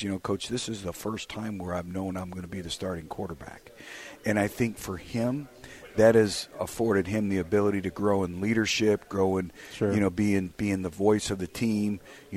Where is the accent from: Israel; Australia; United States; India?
United States; Michigan; now in Arkansas, United States; I grew up in Michigan